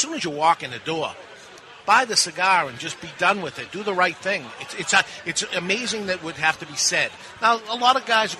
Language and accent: English; New Hampshire, United States; We're from New Hampshire.